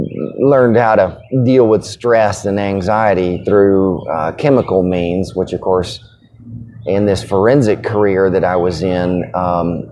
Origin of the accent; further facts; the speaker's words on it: Chattanooga, Tennessee, United States; also born or lived in Germany / Knoxville, Tennessee; I was born in Chattanooga, Tennessee. Pretty average middle class family. Not a lot of trauma and or drama, so pretty good childhood